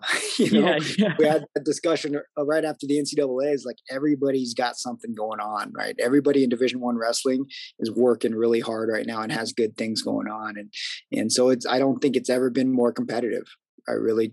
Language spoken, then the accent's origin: English; Colorado Springs, Colorado, United States; moved away; I grew up in Colorado Springs